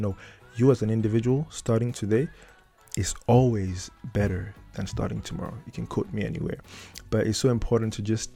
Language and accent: English; Cameroon; moved away as an adult; now in Netherlands; I come from Africa, I come from Cameroon